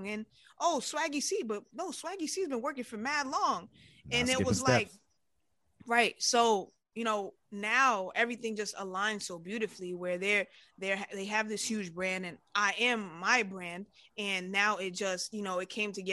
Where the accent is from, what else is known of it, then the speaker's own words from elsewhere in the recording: New York City, New York, United States; growing up in New York